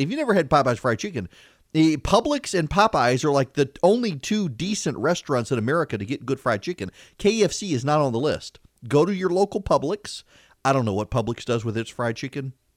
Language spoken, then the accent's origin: English; Louisiana, United States; when I was growing up in Louisiana